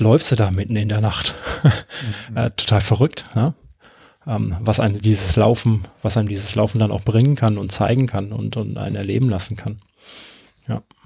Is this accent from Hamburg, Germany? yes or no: no; Karlsruhe, Baden-Württemberg, Germany; moved away; ich bin ja gebürtiger Karlsruher